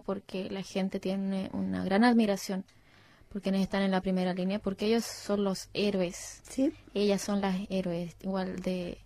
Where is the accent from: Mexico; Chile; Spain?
Chile; now in Australia; siendo latina, chilena y con todo el contexto encima, llegar acá a Australia